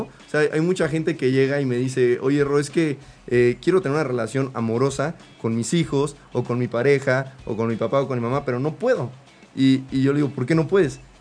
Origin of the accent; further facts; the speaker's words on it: Mexico; como mexicanos